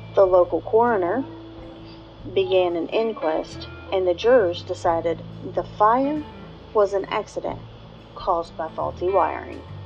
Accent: West Virginia, United States; my home state of West Virginia.

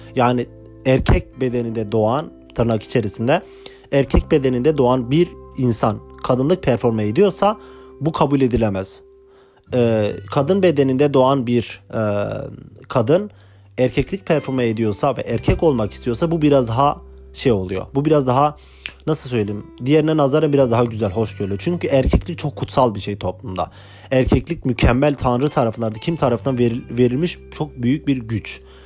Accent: Turkey; moved away as an adult; now in Ireland; ben Türkiye'den geliyorum

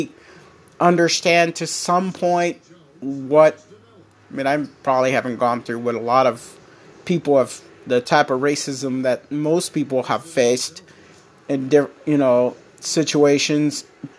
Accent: United States; me as an American

